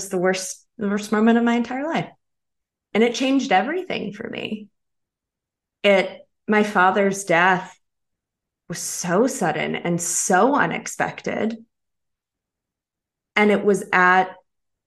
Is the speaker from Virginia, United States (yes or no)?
no; North Carolina, United States; moved away as an adult; also born or lived in Chicago; I came home to North Carolina to be closer to my father.